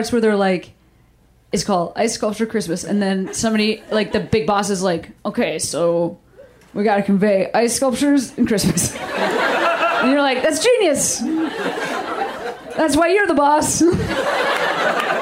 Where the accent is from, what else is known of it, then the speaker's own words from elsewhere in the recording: Midwest, United States; I'm from the Midwest.